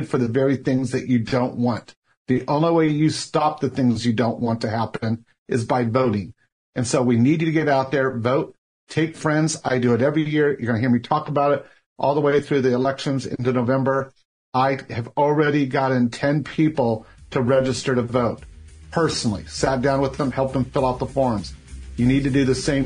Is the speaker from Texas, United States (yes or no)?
no; Orange County, California, United States; Growing up in Orange County, which Heather and I did